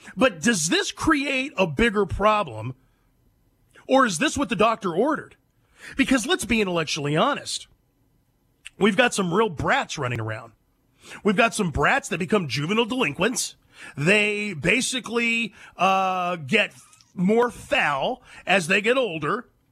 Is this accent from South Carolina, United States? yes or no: no; San Joaquin Valley, California, United States; moved away; I grew up in the cent- Central Valley, the San Joaquin Valley, north of Fresno